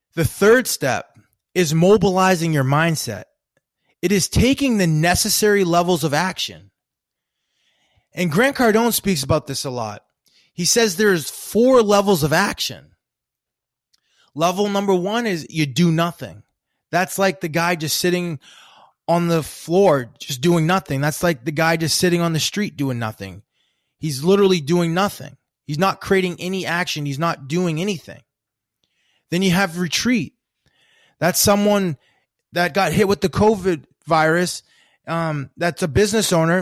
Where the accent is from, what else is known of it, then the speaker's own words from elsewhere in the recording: Maine, United States; I grew up in Maine